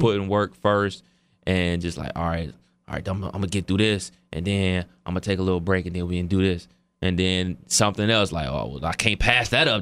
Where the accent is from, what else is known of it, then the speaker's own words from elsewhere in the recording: Cleveland Heights, Ohio, United States; me and my brother, uh, we went to the Rival High School, which is Cleveland Heights